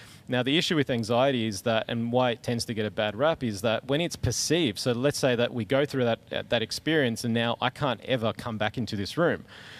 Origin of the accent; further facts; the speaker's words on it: Bougainville, Papua New Guinea; It was in Melbourne, so, you know, and I grew up in Bougainville.